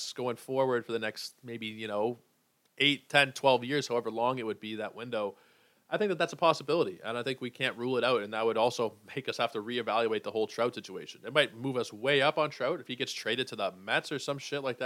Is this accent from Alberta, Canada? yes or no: no; Toronto, Ontario, Canada; born and raised in Toronto